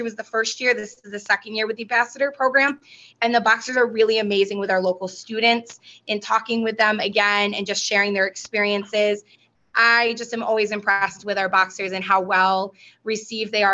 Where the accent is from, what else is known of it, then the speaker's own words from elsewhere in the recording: Canastota, New York, United States; I grew up in Canastota